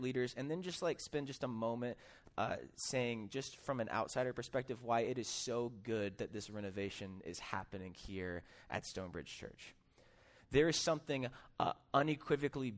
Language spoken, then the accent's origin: English; Des Moines, Iowa, United States; I am actually from Des Moines